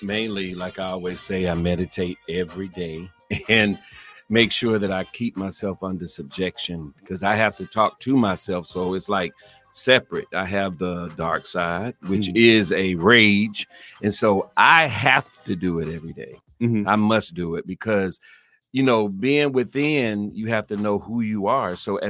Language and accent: English; Florida, United States; That's how we grew up in Florida.